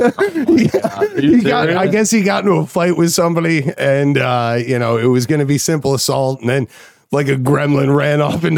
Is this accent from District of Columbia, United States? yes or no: no; Adirondack Mountains, New York, United States; I grew up in the Adirondack Mountains